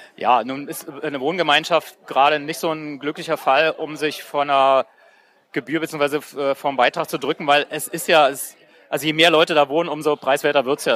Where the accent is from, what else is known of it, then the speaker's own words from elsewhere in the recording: GDR, East Germany, Germany; ich komme aus der DDR